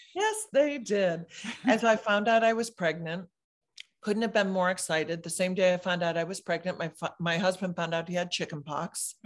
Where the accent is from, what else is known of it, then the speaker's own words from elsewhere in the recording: Michigan, United States; moved away as an adult; now in California, United States; I moved to California from Michigan when I was twenty-one